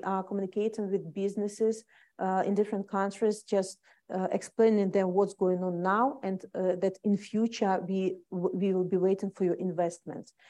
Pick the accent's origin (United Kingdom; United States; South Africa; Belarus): Belarus; English is a second language; moved away; We people became to be proud that we are Belarusians.